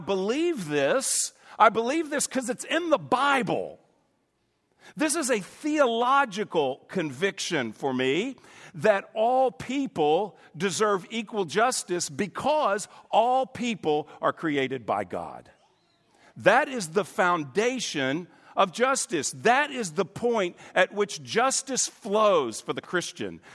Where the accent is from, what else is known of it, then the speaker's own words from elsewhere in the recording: United States; I'm an American